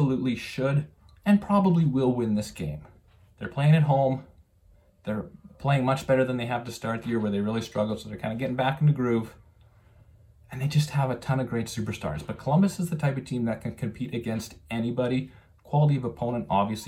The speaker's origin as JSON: {"language": "English", "town": "Calgary", "region": "Alberta", "country": "Canada", "moved": "yes", "said": "I'm originally from Calgary, so I grew up a Flames fan"}